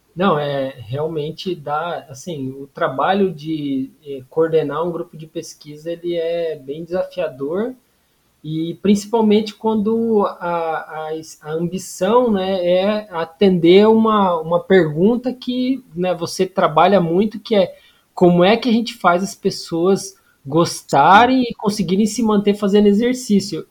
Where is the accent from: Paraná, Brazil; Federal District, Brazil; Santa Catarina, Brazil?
Paraná, Brazil; moved away as an adult; also born or lived in Curitiba; now in Natal, Brazil; eu sou do Paraná